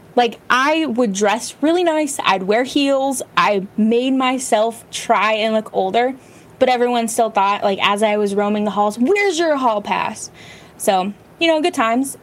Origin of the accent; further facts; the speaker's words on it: Bay Area, California, United States; I grew up in the Bay Area in California, where it's like the tech hub